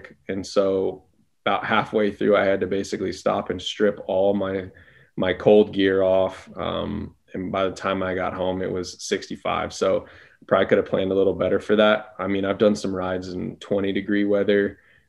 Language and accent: English; Las Vegas, Nevada, United States; I'm born and raised in Las Vegas.